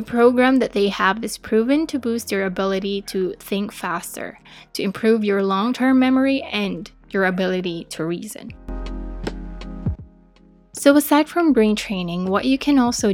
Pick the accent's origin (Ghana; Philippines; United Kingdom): Philippines; As a Filipina, I speak Tagalog and English and some dialects in the Philippines.